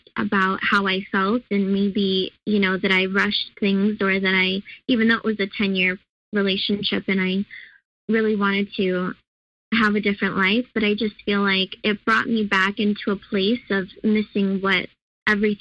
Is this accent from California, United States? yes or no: yes; California, United States; moved away as an adult; also born or lived in Chicago; I moved from Chicago to California, and where my parents live and where I grew up before I moved to Chicago for school